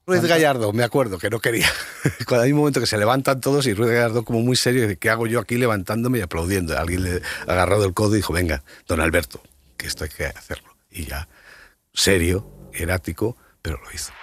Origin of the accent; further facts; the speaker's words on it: Spain; somos españoles, ¿eh? de sangre caliente